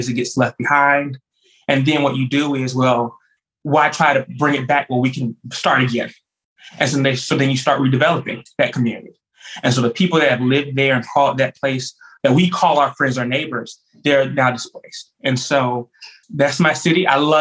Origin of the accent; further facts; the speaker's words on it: Jacksonville, Florida, United States; moved away as an adult; now in Tallahassee, United States; I'm originally from Jacksonville. Anyone who knows me, I love Duval. I am the grandson of a civil rights activist from Jacksonville. And so I'm also in the fifth generation Jacksonville native